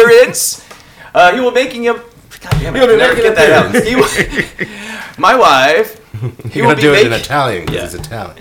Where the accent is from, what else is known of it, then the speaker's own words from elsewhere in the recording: Florida, United States; moved away; I grew up in Florida